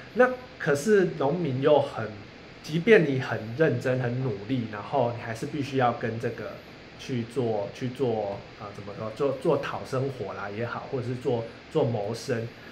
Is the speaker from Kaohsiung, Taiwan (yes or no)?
yes; Kaohsiung, Taiwan; moved away as an adult; also born or lived in Taipei; 我在凤山的五甲国宅长大